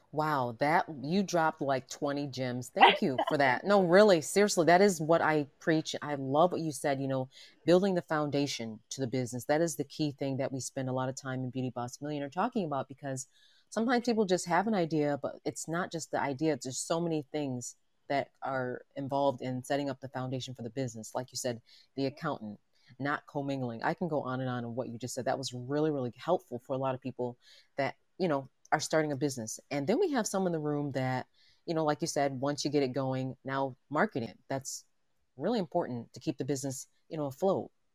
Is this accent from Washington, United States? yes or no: no; New York City, New York, United States; I'm, I'm from Manhattan and from New York.